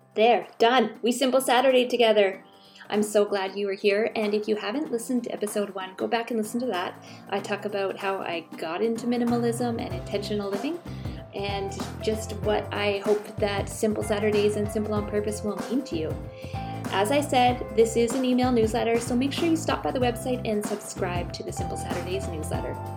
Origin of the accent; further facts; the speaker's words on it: Canada; I'm Canadian